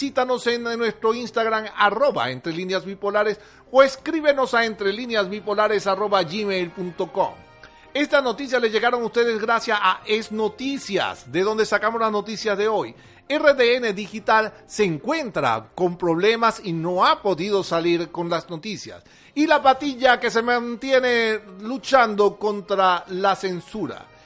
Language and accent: Spanish; Venezuela; Somos los hijos de Bolívar. Somos una tierra consagrada al Santísimo, al Santísimo y eso nos hace importante. Nuestra Virgen, nuestra Virgen de Coromoto, nuestra Virgen del Valle están con nosotros